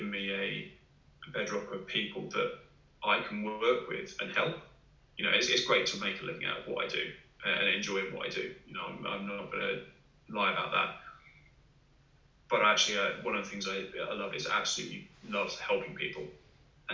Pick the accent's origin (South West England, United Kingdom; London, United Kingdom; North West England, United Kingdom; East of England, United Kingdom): East of England, United Kingdom; Hertfordshire; I grew up in Hertfordshire, not far from the Grand Union Canal.